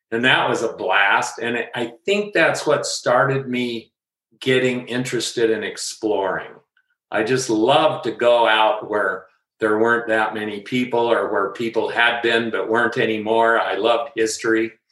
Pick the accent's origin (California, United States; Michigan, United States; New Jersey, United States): California, United States; Rancho Cucamonga; also born or lived in Upland, California; right after I was born, my parents moved to Red Hill in Cucamonga, which is now Rancho Cucamonga but right. it wasn't fancy when I grew up there.